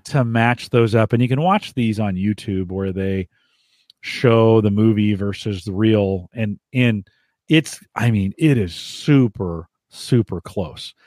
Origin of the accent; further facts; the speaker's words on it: Silicon Valley, California, United States; also born or lived in France; I grew up in the Silicon Valley when this was happening. I lived in the valley